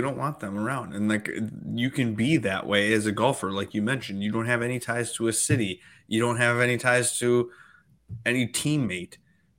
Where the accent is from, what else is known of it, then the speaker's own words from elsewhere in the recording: Minnesota, United States; we're dumbass idiots from Minnesota who don't know anything.